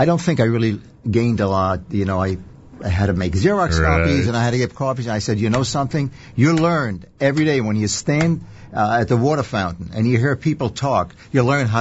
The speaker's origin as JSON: {"language": "English", "country": "Israel", "tie": "born or raised there", "moved": "yes", "lives_now": "United States", "said": "I was born and raised in Israel"}